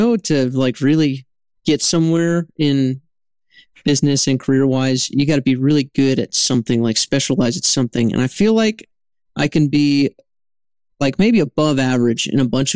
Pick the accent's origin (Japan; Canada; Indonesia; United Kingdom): Japan; moved away; I grew up in Japan